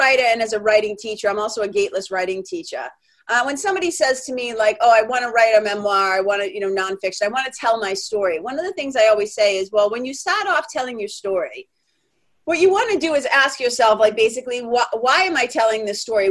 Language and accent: English; Lawrence, Massachusetts, United States; accent: Boston; I'm a kid from Lawrence, Mass., Boston. That's like 30 miles north of Boston. I'm a Boston kid.